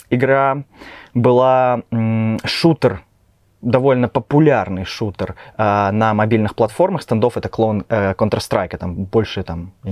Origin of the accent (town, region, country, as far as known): Kaliningrad, Kaliningrad Oblast, Russia; moved away as an adult; now in Minsk, Belarus